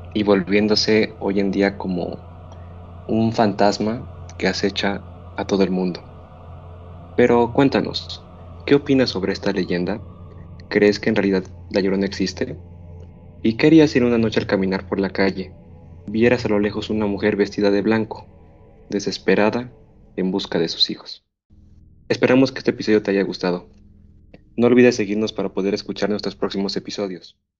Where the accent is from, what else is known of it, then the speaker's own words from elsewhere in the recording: Mexico; nuestra cultura como mexicanos